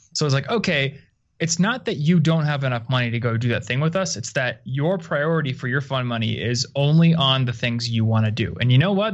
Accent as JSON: {"language": "English", "region": "Iowa", "country": "United States", "moved": "yes", "said": "I'm from Iowa originally, so kind of a sleepy town comparatively."}